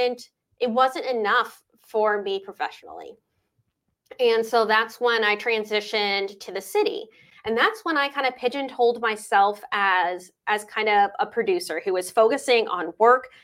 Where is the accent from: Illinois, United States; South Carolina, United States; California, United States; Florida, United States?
California, United States; Ventura; I grew up in Ventura. I've always loved Ventura. I moved here in sixth grade